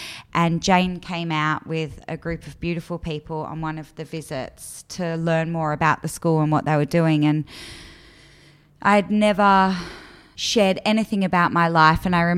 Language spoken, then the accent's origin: English; Melbourne, Victoria, Australia; I was born in Melbourne. I was born in the southeastern suburbs, and I grew up with my two sisters.